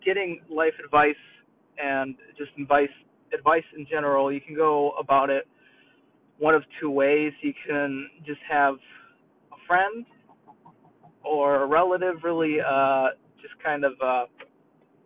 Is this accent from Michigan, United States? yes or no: no; New York, United States; accent: New York; moved away; my New York accent